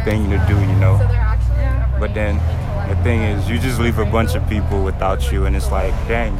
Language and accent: English; Nigeria; now in Forney, United States; I'm Nigerian. I'm 16, a senior.